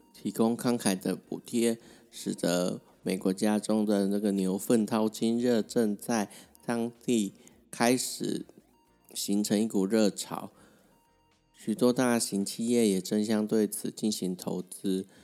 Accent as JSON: {"language": "Chinese", "country": "Taiwan", "said": "大家台湾人"}